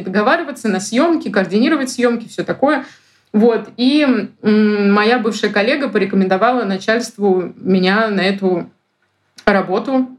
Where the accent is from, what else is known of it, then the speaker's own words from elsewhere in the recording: Moscow Oblast, Russia; also born or lived in Saint Petersburg; now in Moscow, Russia; Я сама из Подмосковья